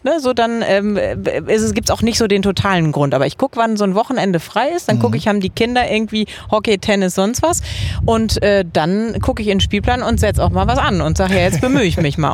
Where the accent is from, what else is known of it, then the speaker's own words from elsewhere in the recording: Dortmund, North Rhine-Westphalia, Germany; moved away as an adult; now in Cologne, Germany; Ich bin im Dortmunder Süden aufgewachsen